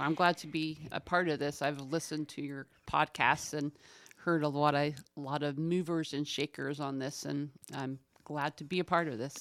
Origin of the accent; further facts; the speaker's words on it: Winchester, Indiana, United States; moved away as an adult; now in Muncie, United States; I grew up in Winchester